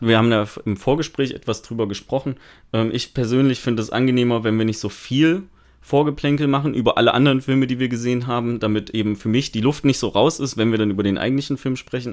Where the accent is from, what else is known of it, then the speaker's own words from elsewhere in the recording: Thuringia, Germany; ich komme ja aus Thüringen